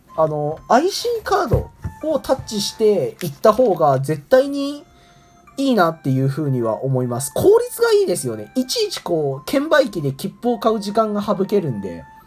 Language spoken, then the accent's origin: Japanese; Nagano, Japan; moved away as an adult; now in Kokubunji, Japan; 長野県出身で、こうなかなか、えラーメンを食べて育ってこなかった